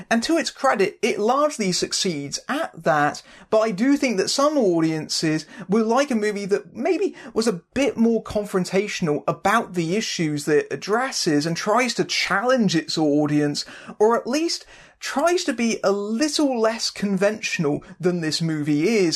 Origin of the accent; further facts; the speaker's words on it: United Kingdom; I'm a Brit